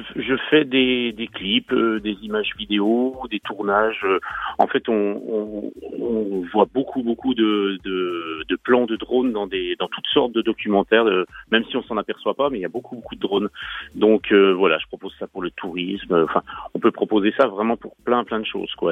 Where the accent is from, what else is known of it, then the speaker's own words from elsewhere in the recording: Jura, Bourgogne-Franche-Comté, France; je suis jurassien de naissance